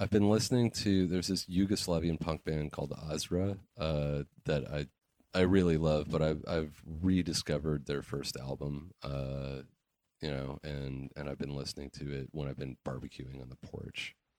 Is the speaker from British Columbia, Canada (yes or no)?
yes; Vancouver Island, British Columbia, Canada; I grew up on Vancouver Island and, like you, you know, spent most of my time in the woods and wanted records.